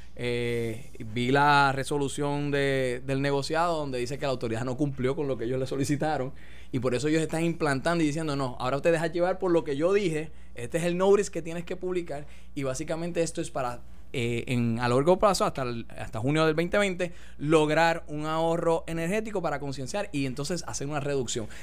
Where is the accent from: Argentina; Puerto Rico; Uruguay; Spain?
Puerto Rico; la mayoría de todos los puertorriqueños hablamos con acento